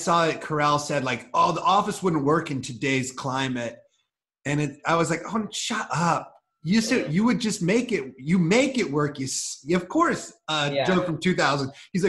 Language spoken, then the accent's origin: English; Iowa, United States; No, like, see, we grew up in Iowa where wrestling, like he's a wrestling coach now, and we grew up wrestling